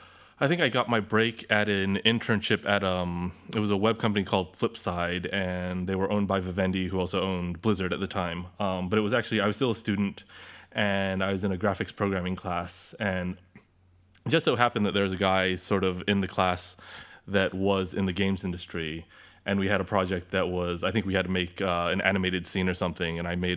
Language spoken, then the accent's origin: English; Orange County, California, United States; now in London, United Kingdom; Yeah, I'm from Orange County originally.